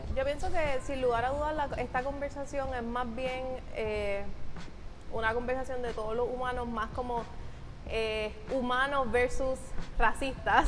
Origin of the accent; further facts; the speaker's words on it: Puerto Rico; yo que soy mitad dominicana, nosotros somos puertorriqueños